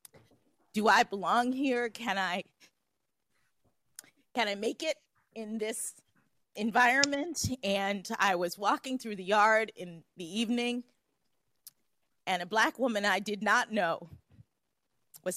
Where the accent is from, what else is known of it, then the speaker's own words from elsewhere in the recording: Miami, Florida, United States; moved away as an adult; I'm from Miami, Florida